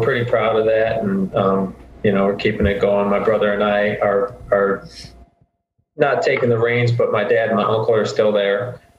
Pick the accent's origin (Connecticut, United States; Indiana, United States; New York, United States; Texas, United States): Indiana, United States; Northwest; growing up in Northwest Indiana, where most people here are Bulls fans